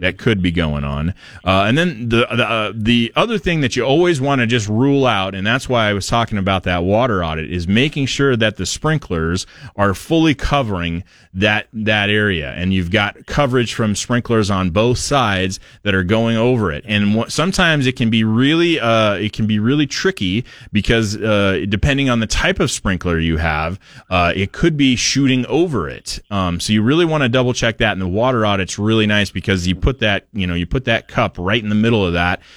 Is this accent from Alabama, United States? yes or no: no; Portland, Oregon, United States; I grew up in Portland